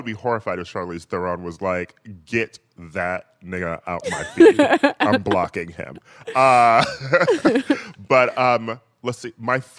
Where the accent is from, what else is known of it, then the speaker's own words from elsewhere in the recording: Milwaukee, Wisconsin, United States; I am from Milwaukee.